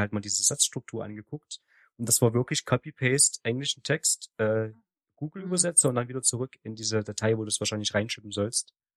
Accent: the East, eastern Germany, Germany; bei uns im Osten

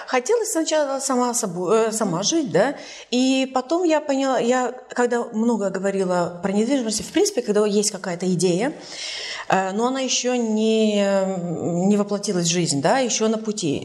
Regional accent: Tallinn, Harju County, Estonia; moved away as an adult; also born or lived in Sweden / Canada / Berlin; сама из Сталина. И из Сталина я уехала в 97

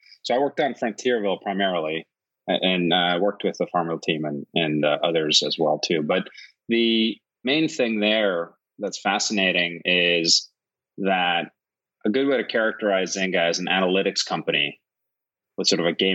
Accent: Northeastern Region, Iceland; also born or lived in Huntsville, Alabama; now in United States; I'm originally from Iceland, born and raised on the northern coast in a little fishing village of about 500 people

